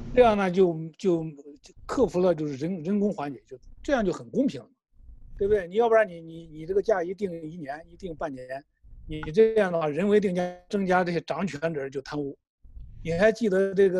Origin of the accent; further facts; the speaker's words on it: China; 我们作为一个中国人